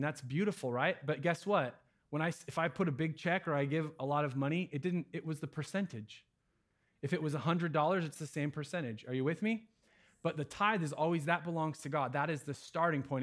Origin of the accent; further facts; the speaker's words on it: United States; I'm an American